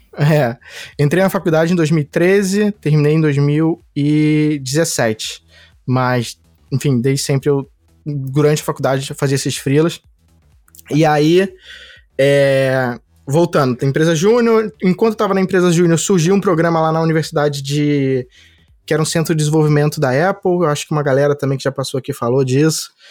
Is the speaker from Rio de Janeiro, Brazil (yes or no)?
yes; Rio de Janeiro, Brazil; eu sou do Rio, sempre morei no Rio